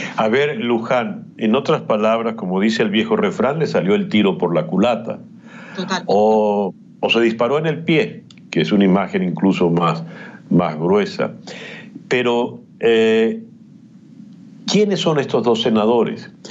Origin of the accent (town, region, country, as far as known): Venezuela